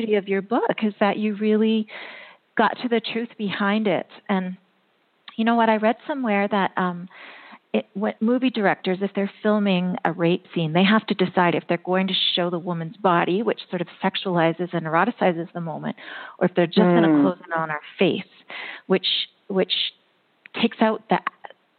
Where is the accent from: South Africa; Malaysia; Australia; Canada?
Canada; I'm from Canada